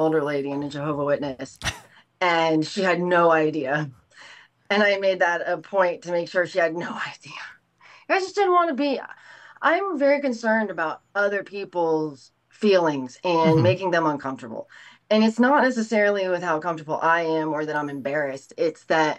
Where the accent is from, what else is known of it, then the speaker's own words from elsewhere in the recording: Tampa, Florida, United States; also born or lived in Los Angeles; We're both from the Tampa Bay area